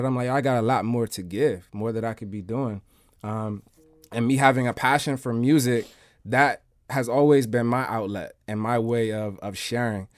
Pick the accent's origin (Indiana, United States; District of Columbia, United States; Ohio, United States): District of Columbia, United States; Washington; also born or lived in Philadelphia, Pennsylvania; I was born in D C.